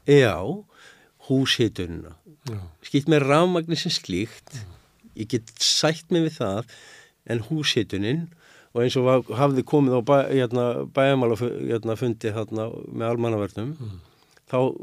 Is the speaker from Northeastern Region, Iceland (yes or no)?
no; Reykjavík, Capital Region, Iceland; moved away as an adult; now in Grindavík, Iceland; Ég segi það sem reykvíkingur, upphælinn, borun